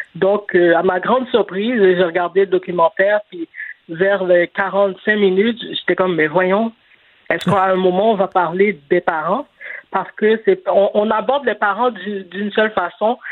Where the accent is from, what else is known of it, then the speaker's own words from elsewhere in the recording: Montreal, Quebec, Canada; j'ai grandi à Saint-Michel. J'ai vécu là jusqu'en 2012